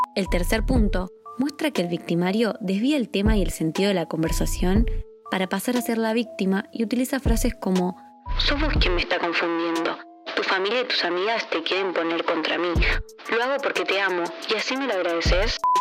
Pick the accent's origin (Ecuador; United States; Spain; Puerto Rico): Spain; Andalusia; andaluza que cuento las cosas por mi cultura andaluza que me lo vivo muy intensamente.